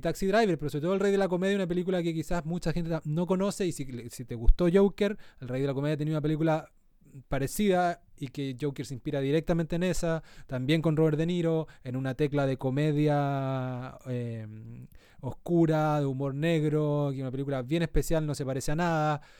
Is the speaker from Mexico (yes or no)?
no; southern Chile, Chile; moved away; En el sur, de donde yo vengo